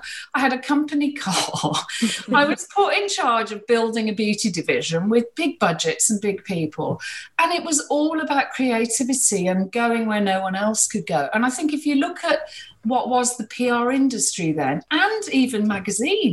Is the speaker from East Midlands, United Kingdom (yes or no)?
no; Birmingham, West Midlands, United Kingdom; also born or lived in Coventry; I grew up in Birmingham. My mum's Irish and my father is of that descent